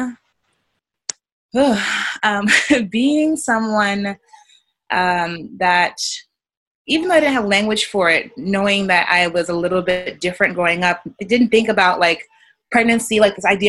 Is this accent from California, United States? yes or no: no; New York City, New York, United States; I grew up in New York City, in Brooklyn